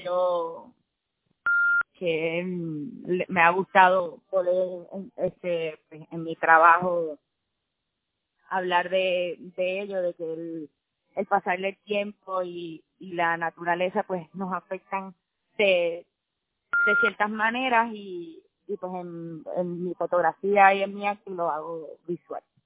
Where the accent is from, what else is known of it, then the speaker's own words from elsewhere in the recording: Puerto Rico; moved away as an adult; also born or lived in New York; como puertorriqueños vivimos en una isla